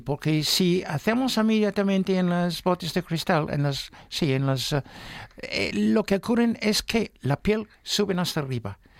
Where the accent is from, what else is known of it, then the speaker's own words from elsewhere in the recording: Newmarket, East of England, United Kingdom; Spanish is a second language; now in Spain; mi pueblo, Newmarket